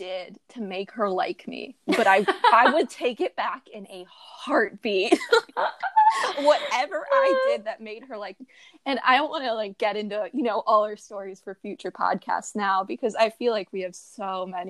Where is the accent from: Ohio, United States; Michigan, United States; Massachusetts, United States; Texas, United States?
Ohio, United States; Yeah, right now we're all long-distance. I'm from Ohio, Han's from California